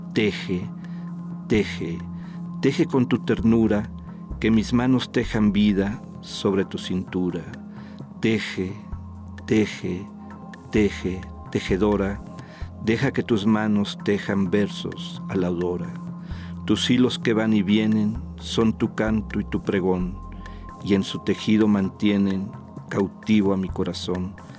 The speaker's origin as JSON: {"language": "Spanish", "country": "Mexico", "also_born_or_lived": "San Luis Potosí", "said": "compartimos como ciudadanos mexicanos, como habitantes del estado de San Luis Potosí"}